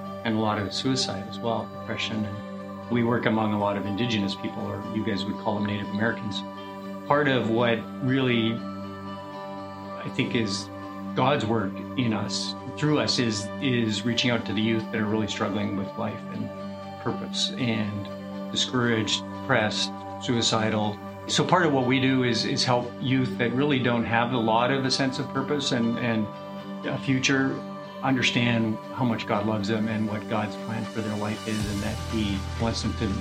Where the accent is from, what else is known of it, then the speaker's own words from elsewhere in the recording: Regina, Saskatchewan, Canada; I'm from Regina, Saskatchewan, Canada